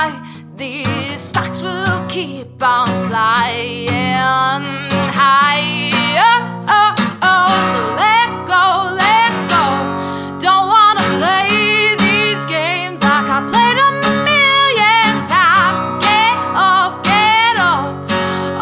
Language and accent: English; Huntington, New York, United States; moved away as an adult; I am from New York. I'm from Long Island, from Huntington